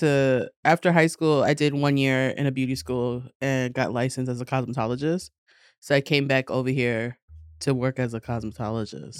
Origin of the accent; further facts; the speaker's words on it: New York City, New York, United States; born and raised in Queens